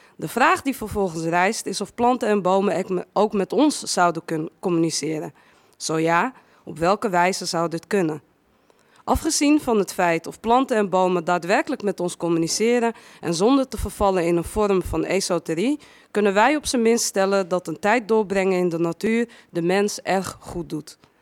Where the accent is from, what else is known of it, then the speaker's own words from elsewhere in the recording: Amsterdam, North Holland, Netherlands; also born or lived in Westerpark, Amsterdam; Ik ben eh, geboren in, in West, Westerpark, opgegroeid in Amsterdam-Noord